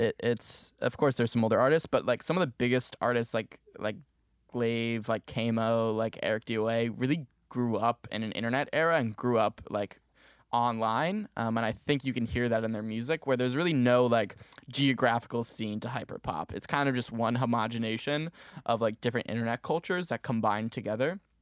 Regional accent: Maplewood, New Jersey, United States; moved away as an adult; now in Syracuse, United States; I'm originally from Maplewood, New Jersey, um, but up in Syracuse, New York, going to school here

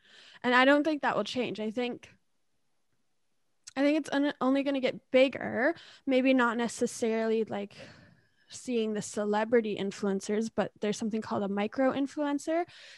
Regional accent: Ontario, Canada; also born or lived in British Columbia; I'm born in BC, but I grew up in Ontario and BC, mix of both. All over.

